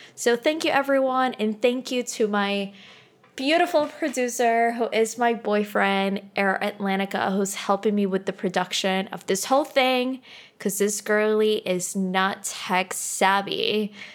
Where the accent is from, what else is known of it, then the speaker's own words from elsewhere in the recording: Santo Domingo, Dominican Republic; moved away; I am originally from the Dominican Republic